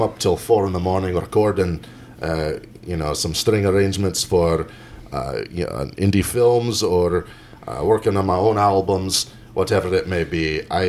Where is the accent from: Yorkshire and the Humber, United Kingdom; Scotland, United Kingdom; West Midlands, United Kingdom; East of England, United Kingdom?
Scotland, United Kingdom; Glasgow; Hey, Edinburgh. I went to school, born and raised in Glasgow.